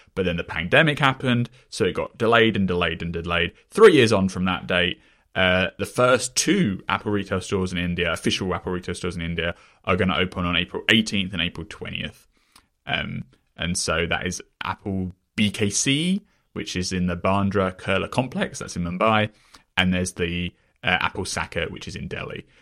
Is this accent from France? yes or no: no; England, United Kingdom; I come from England, though, right, where H B O as a brand is far less prominent